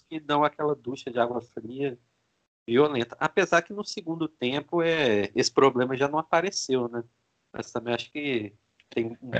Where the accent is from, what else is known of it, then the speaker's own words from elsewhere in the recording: Minas Gerais, Brazil; Como bom mineiro